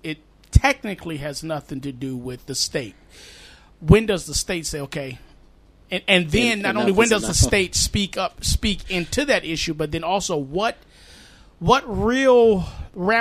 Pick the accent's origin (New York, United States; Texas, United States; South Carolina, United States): New York, United States; New York City; now in North Carolina, United States; I'm from New York City